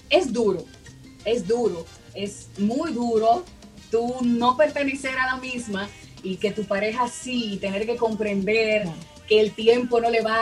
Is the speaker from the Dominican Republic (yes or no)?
yes; Dominican Republic; estudié locución durante seis meses en mi país, República Dominicana, de ahí soy, y, ya.